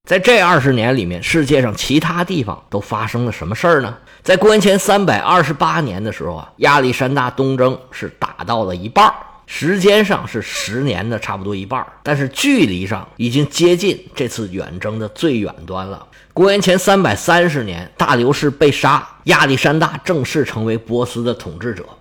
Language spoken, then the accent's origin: Chinese; China; 我们中国人